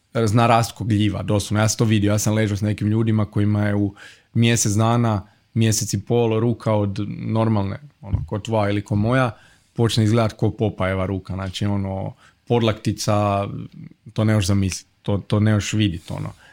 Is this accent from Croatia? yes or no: yes; Zagreb, City of Zagreb, Croatia; ja sam iz Zagreba, iz Gajnica, i to je ono baš pravi kvart